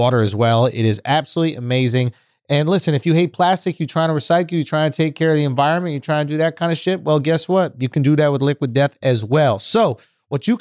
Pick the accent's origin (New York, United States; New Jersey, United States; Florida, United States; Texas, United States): New York, United States; New York City; As a New Yorker